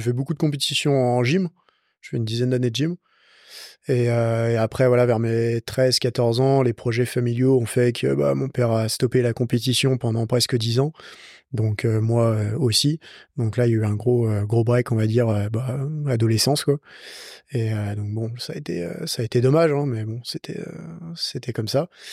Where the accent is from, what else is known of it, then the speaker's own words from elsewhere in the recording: Lyon, Auvergne-Rhône-Alpes, France; J'ai 27 ans, je vis à Lyon, je suis né à Lyon.